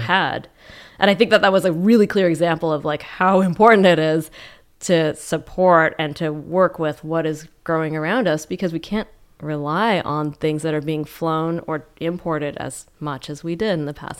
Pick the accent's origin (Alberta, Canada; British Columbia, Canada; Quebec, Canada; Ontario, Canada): Alberta, Canada; Calgary; now in Vancouver, Canada; I grew up in Calgary